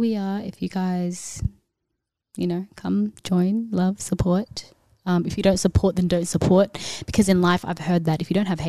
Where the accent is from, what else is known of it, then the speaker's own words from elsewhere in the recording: Ethiopia; And obviously I'm from Ethiopia, so I love you guys too.